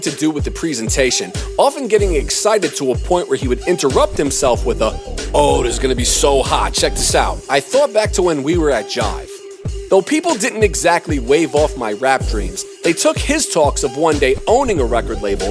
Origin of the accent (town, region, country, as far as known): Durham, North Carolina, United States; born or raised there; moved away as an adult; also born or lived in New York